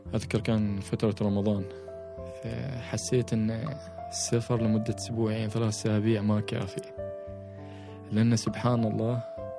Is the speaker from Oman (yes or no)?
yes; Oman; احنا ك كعمانيين نعيش على مستويات سطح البحر